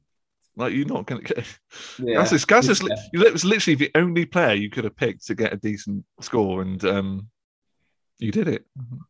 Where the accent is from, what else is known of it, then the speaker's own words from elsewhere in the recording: Yorkshire and the Humber, United Kingdom; I'm from Yorkshire on the TikTok.